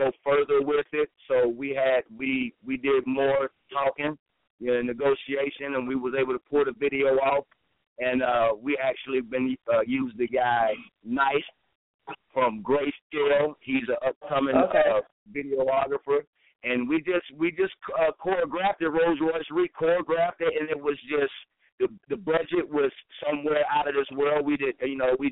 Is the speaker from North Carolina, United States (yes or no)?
yes; Asheville, North Carolina, United States; moved away as an adult; now in Charlotte, United States; I'm from Asheville, North Carolina.